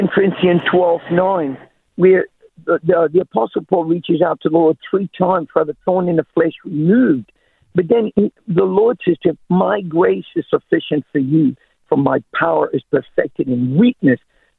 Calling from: Townsville, Queensland, Australia; From Townsville.

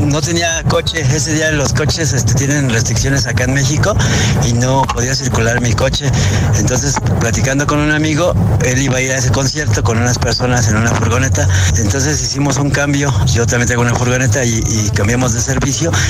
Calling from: Coslada, Community of Madrid, Spain; soy de Cire de Coslada

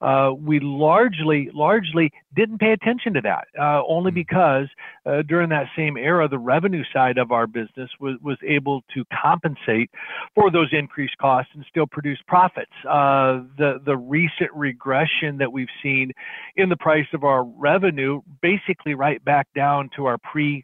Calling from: Ames, Iowa, United States; Ames, Iowa, kind of the garden spot of everything agriculture here.

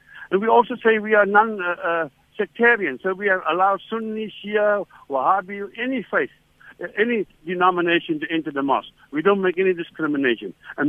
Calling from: Cape Town, Western Cape, South Africa; Or, like, I'm talking from Cape Town.

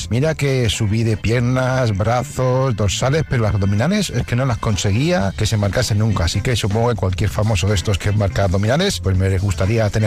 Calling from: Barcelona, Catalonia, Spain; de Barcelona.

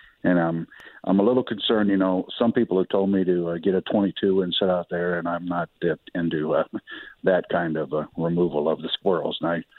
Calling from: Illinois, United States; Thank you for your service. I'm calling from the Illinois side of the river.

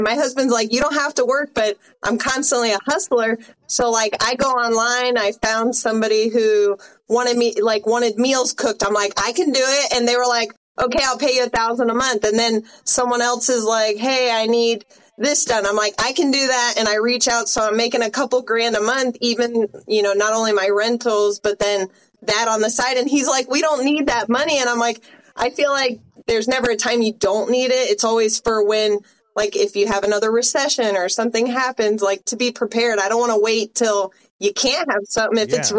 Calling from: Florida, United States; I'm another Floridian.

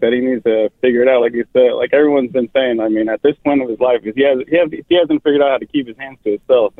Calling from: Sacramento, California, United States; I'm calling from Sacramento.

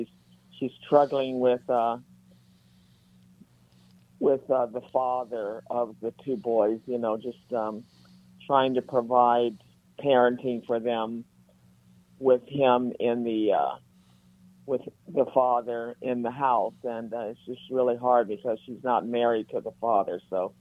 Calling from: North Hollywood, California, United States; from North Hollywood.

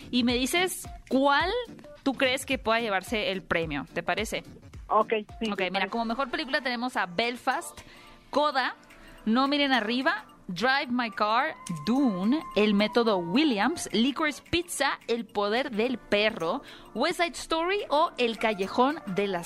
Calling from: Cuautitlán, State of Mexico, Mexico; Eh, el Estado de México, en Cuautitlán, Vizcali.

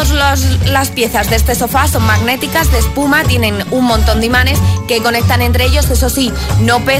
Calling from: Zaragoza, Aragon, Spain; de Zaragoza.

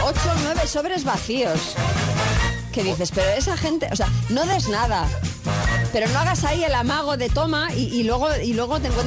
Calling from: Madrid, Community of Madrid, Spain; Hola, buenos días. … de Madrid.

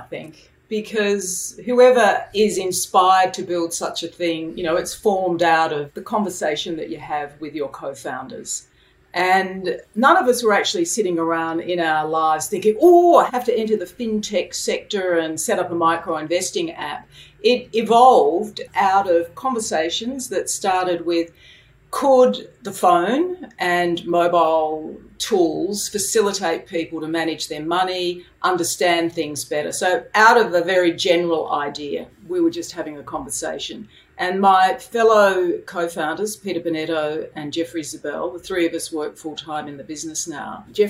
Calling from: Sydney, New South Wales, Australia; In from a very hot room in Sydney today.

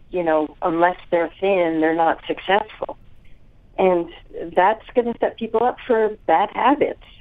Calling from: San Francisco, California, United States; From San Francisco.

